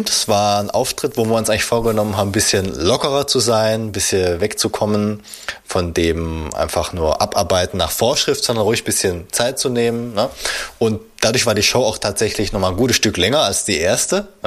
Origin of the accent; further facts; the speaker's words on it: Swabia, Germany; born there; Also ich als gebürtiger Schwabe darf da natürlich nichts sagen